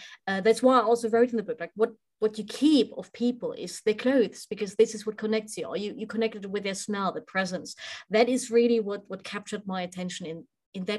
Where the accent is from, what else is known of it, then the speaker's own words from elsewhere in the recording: Weimar, Thuringia, Germany; connects me to my hometown. So I was born in Weimar